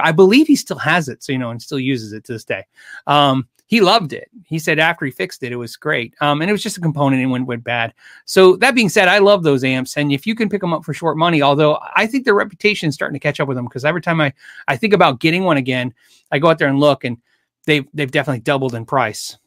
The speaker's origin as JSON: {"language": "English", "country": "United States", "said": "I'm an American"}